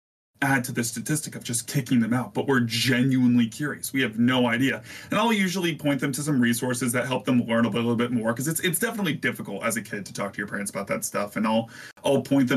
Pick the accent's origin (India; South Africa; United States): United States; Virginia; moved away as an adult; now in Ohio, United States; I'm from Virginia and I recently moved to Ohio.